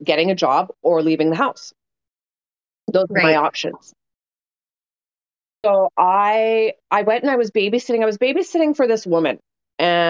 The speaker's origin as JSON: {"language": "English", "town": "Winnipeg", "region": "Manitoba", "country": "Canada", "said": "I came from Windsor Park. I came from a fucking suburb of Winnipeg."}